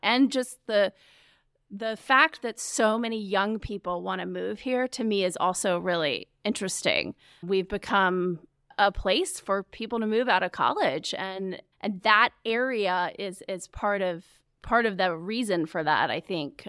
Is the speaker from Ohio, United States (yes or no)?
no; Charlotte, North Carolina, United States; also born or lived in New York City; I was born in Charlotte.